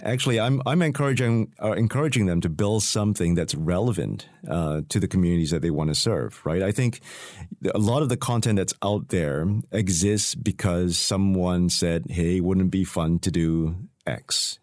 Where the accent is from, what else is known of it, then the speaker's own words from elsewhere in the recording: Singapore; I come from Singapore